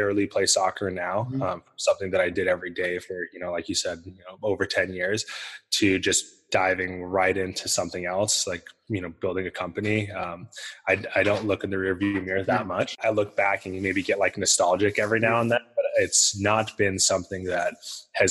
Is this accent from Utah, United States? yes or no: yes; Salt Lake City, Utah, United States; I grew up in Salt Lake City